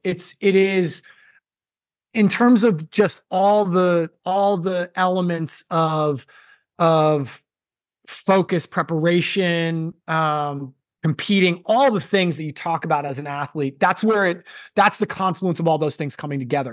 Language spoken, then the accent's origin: English; Massachusetts, United States; ten-year-old kid growing up in Massachusetts